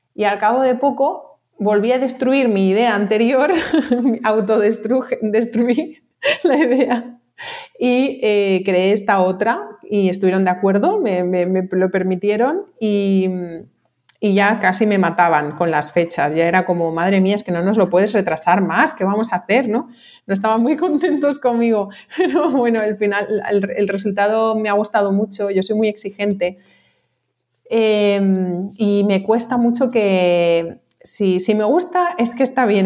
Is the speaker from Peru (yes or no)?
no; Mallorca, Balearic Islands, Spain; also born or lived in Barcelona; yo soy de aquí de Mallorca